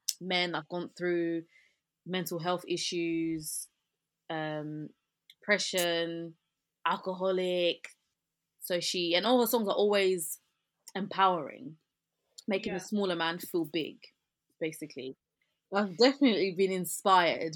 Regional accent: England, United Kingdom; accent: British; So my accent is like this. I'm English, I'm British, so this is my accent

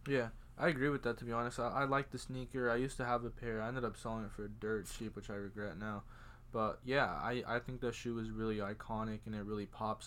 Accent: Georgia, United States; moved away; I'm from Georgia

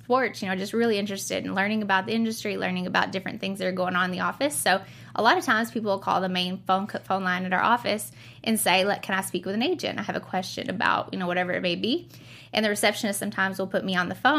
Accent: Western Kentucky, United States; moved away as an adult; also born or lived in San Diego, California; growing up in Western Kentucky

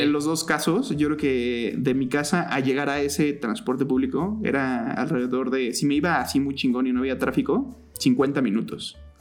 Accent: State of Mexico, Mexico; crecí en el Estado de México, nací en la Ciudad de México, pero en realidad crecí toda mi vida en el Estado de México

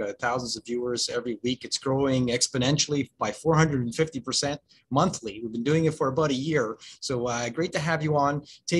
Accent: Montreal, Quebec, Canada; That's my hometown, Barney. You know, I'm from Montreal, and born there. Go down to the forum and watch hockey games growing up.

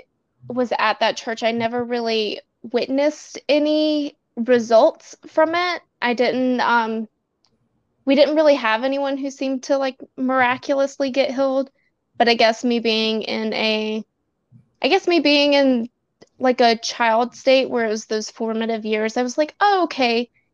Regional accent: the South, United States; I grew up in the South as a gay

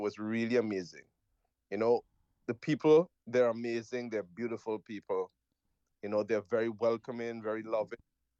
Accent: Trinidad & Tobago; also born or lived in Jamaica; I was born in Jamaica, I was raised in Trinidad, so I have quite a...

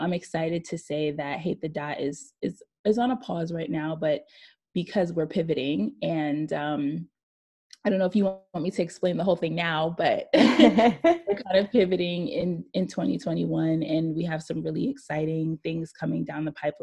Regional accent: New York City, New York, United States; I'm born and raised in Brooklyn, New York

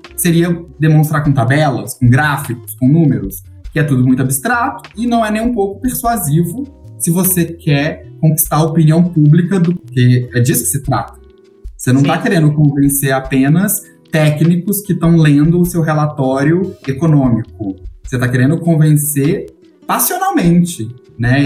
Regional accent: Belo Horizonte, Minas Gerais, Brazil; Eu sou de Minas, eu sou de BH

